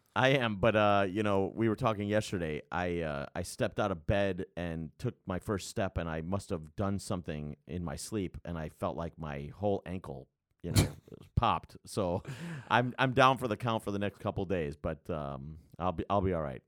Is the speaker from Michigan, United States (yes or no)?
no; Chicago, Illinois, United States; born or raised there